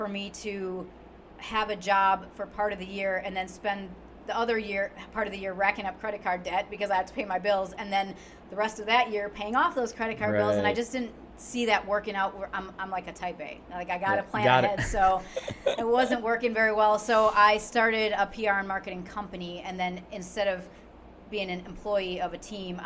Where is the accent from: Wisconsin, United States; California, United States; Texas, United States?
Wisconsin, United States; moved away as an adult; now in Indianapolis, United States; I am originally from Wisconsin, so go Bucky. I grew up. I was born and raised there, and I was there until I turned about 30